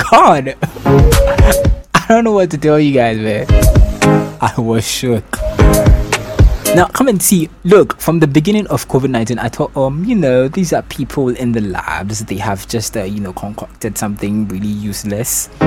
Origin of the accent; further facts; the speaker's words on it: London, United Kingdom; accent: Cockney; I'm from London, so and once in a while, you know, my Cockney accent is going to be kicking in.